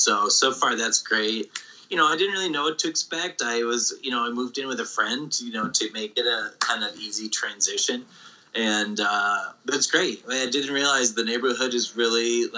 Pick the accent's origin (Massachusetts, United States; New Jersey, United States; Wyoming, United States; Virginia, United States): Massachusetts, United States; rural; I grew up in rural Massachusetts in New England